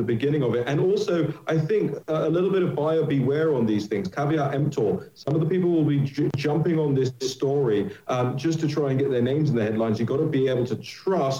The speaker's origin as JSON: {"language": "English", "country": "United Kingdom", "moved": "yes", "lives_now": "United States", "said": "my home country of the United Kingdom"}